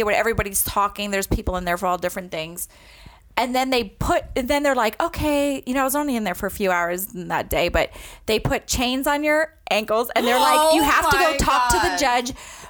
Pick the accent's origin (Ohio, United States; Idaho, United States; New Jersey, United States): New Jersey, United States; I was born in New Jersey too.